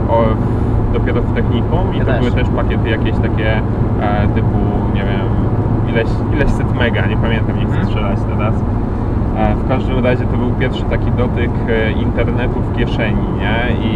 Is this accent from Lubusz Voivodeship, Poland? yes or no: no; Lubiaszów, Łódź Voivodeship, Poland; moved away; jestem e, z, z małej miejscowości, e, mieszkałem 20 lat pod Łodzią, e, kompletnie w takiej małej miejscowości Lubiaszów, e, pod Piotrkowem Trybunalskim